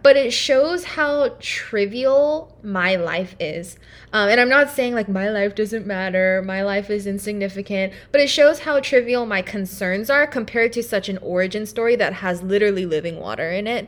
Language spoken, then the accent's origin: English; Irvine, California, United States; moved away as an adult; now in Durham, United States; I am from Irvine, California